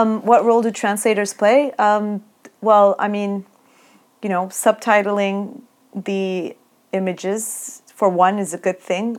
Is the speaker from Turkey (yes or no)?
yes; Turkey; when we were growing up in Turkey